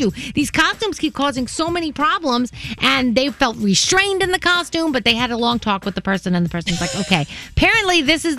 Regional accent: New York City, New York, United States; I grew up in the Bronx.

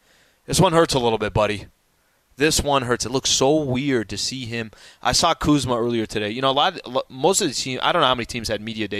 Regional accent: San Diego, California, United States; I'm born and raised in San Diego.

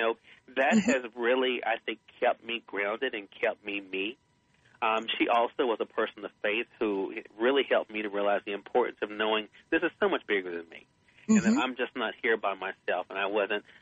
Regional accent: the South, home state of Mississippi, United States; I tell people I'm from the South. That's the way I was raised.

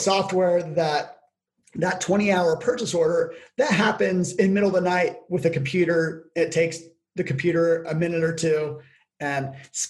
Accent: Logan, Utah, United States; my hometown, Logan, Utah

